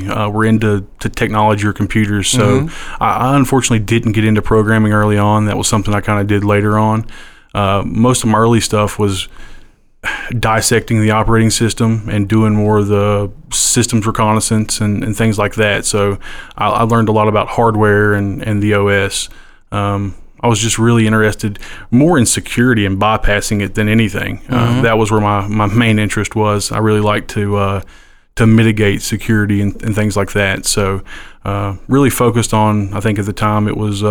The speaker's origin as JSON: {"language": "English", "town": "Huntington", "region": "West Virginia", "country": "United States", "tie": "born or raised there", "said": "I'm originally from Huntington"}